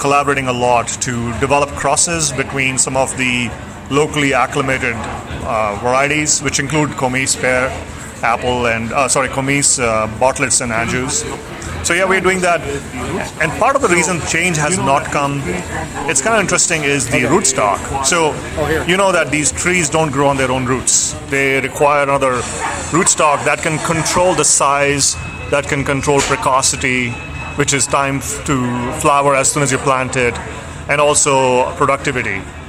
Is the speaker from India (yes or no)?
yes; India; now in Pullman, United States; I'm from India, and a lot of the pulses that we eat back in India are grown here.